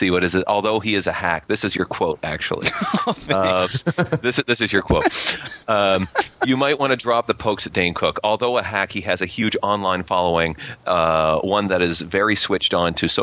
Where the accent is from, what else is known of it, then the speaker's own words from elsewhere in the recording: Canada; I'm Canadian